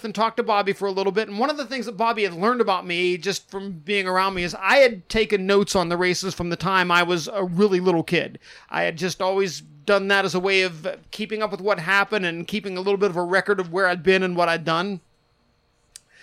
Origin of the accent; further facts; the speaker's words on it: Pennsylvania, United States; moved away as an adult; also born or lived in Indianapolis; Started going to races very young in Pennsylvania with my dad